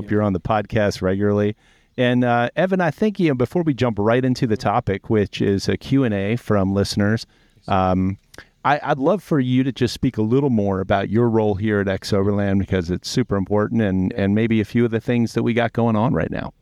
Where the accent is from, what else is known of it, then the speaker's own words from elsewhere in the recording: Baltimore, Maryland, United States; moved away as an adult; also born or lived in Annapolis, Maryland; now in Montana, United States; growing up in Baltimore, and, and we were always coming to Montana to fly fish.